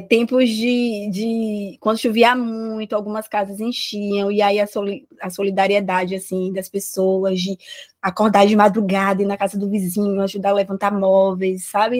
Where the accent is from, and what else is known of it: Brazil; born or raised there